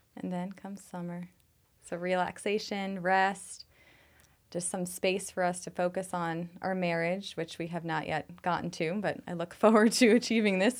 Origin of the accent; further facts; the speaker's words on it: New York City, New York, United States; moved away as an adult; now in Phoenix, United States; I'm from New York City